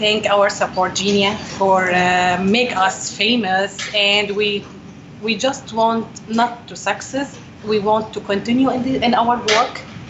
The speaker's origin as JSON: {"language": "English", "town": "Homs", "region": "Homs Governorate", "country": "Syria", "second_language": "English", "moved": "as an adult", "lives_now": "United States", "said": "I'm from Syria."}